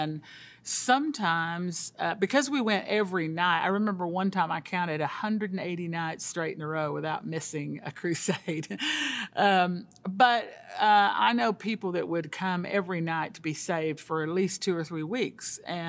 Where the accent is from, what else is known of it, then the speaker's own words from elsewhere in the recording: Colombia; moved away; I'm a missionary's kid. I grew up in South America in Colombia. My dad was a church planter … took me there when I was the age of 7.